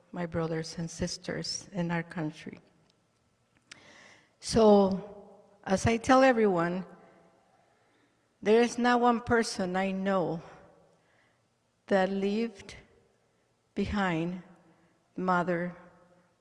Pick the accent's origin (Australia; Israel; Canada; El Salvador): El Salvador; now in United States; I am from El Salvador. And I have been in this country. They gave me a home, a second home, for 41 years.